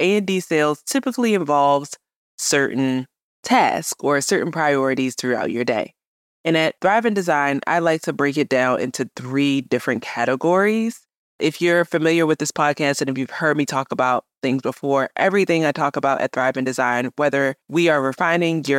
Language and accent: English; Baltimore, Maryland, United States; also born or lived in New York City; came back to my hometown of Baltimore